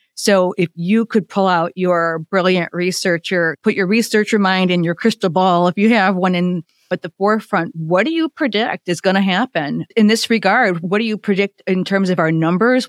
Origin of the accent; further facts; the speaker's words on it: Illinois, United States; I'm from Illinois, and I have two children